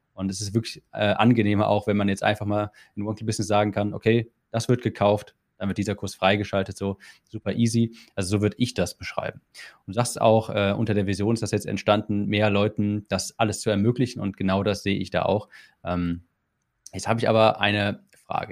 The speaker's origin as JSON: {"language": "German", "country": "Germany", "said": "als Deutscher"}